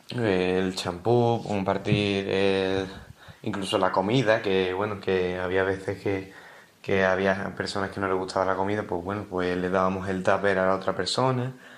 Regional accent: Dos Hermanas, Andalusia, Spain; Soy de Dos Hermanas, una ciudad en la provincia de Sevilla

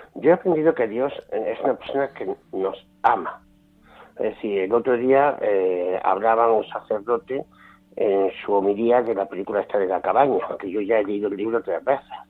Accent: Jaén, Andalusia, Spain; also born or lived in Bilbao; aquí en Jaén, que es donde yo vivo y de donde me siento

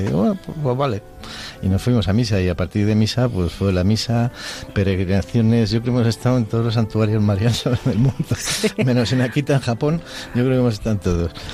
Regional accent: Madrid, Community of Madrid, Spain; now in Segovia, Spain; nacido en Madrid, pero vivo con mi mujer Elena en, Segovia

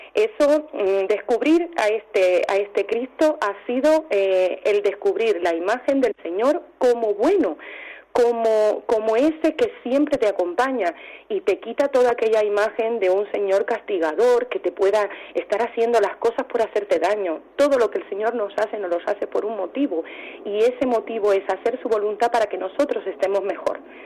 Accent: Cuba; now in Albacete, Spain; soy cubana

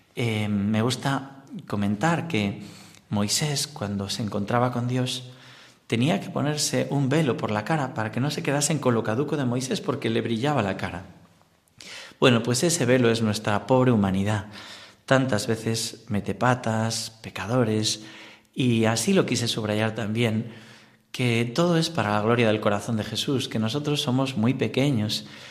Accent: Corella, Navarre, Spain; moved away as an adult; now in Talavera de la Reina, Spain; yo soy navarro

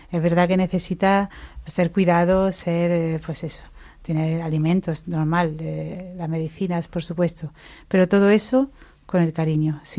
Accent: Mancha Real, Andalusia, Spain; moved away; vengo de una familia cristiana, em, pero mi, mi, fe se despertó pues en mi parroquia, en mi pueblo.

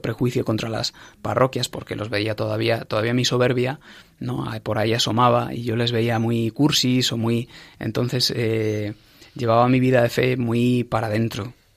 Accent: Ávila, Castile and León, Spain; moved away as an adult; also born or lived in Madrid; yo pasé mi infancia y mi adolescencia en Ávila

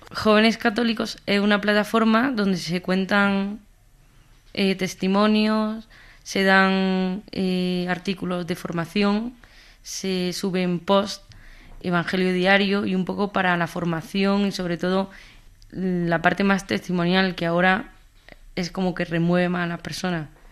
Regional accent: Jaén, Andalusia, Spain; now in Madrid, Spain; Soy de Jaén, aunque vivo en Madrid

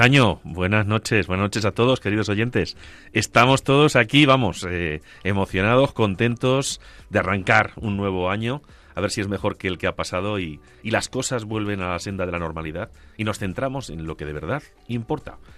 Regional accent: Agudo, Castilla-La Mancha, Spain; moved away; Recuerdo cuando era niño y pasaba las navidades en mi pueblo, en Agudo, en compañía de mis padres y de mis abuelos.

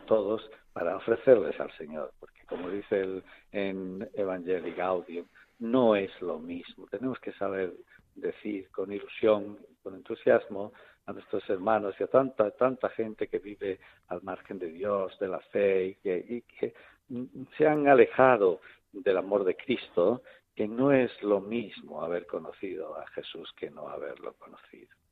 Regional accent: Olivenza, Extremadura, Spain; also born or lived in Plasencia; now in Jaén, Spain; yo soy extremeño, que soy de, de Badajoz, que soy encima oliventino de Olivenza

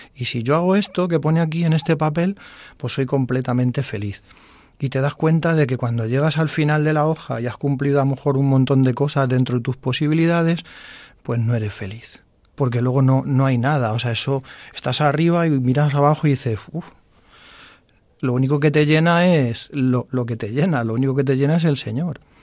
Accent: Fuensalida, Castilla-La Mancha, Spain; Yo soy de Fuensalida

